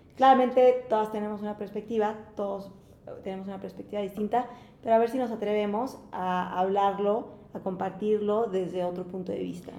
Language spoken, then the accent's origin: Spanish; Mexico; nosotros como mexicanos